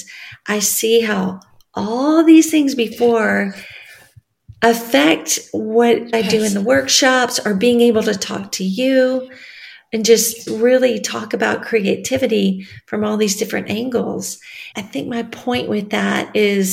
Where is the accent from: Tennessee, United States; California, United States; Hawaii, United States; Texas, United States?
Tennessee, United States; West; now in Nashville, United States; I just drove in my hometown